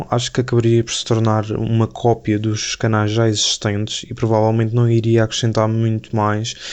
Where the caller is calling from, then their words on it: Madeira, Portugal; Estou a ouvir-vos da Madeira.